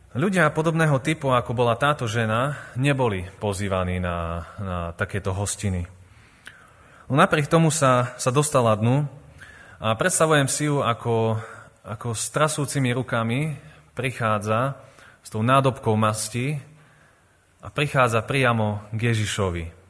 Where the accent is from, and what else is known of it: Revúca, Banská Bystrica Region, Slovakia; born or raised there; also born or lived in Vojvodina, Serbia